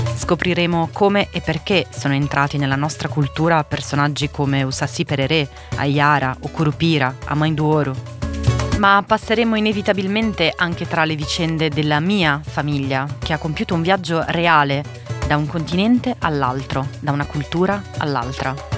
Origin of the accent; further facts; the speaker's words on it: Milan, Lombardy, Italy; accent: slightly Milanese; moved away; also born or lived in Santos, São Paulo, Brazil; Nonostante l'accento leggermente milanese